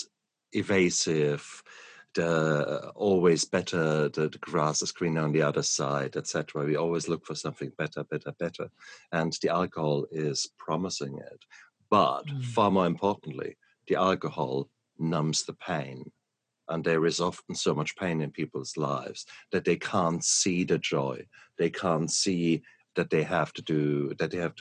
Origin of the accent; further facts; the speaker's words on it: Germany; moved away; I come from Germany, next door to the Netherlands